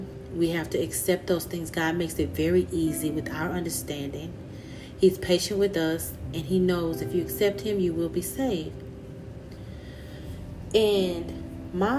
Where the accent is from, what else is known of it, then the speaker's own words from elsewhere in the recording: Louisiana, United States; accent: country; I grew up in Louisiana.